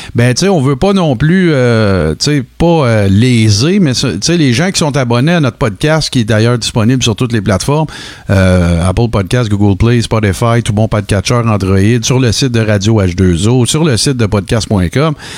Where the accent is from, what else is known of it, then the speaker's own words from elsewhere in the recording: Témiscamingue, Quebec, Canada; je viens du Témiscamingue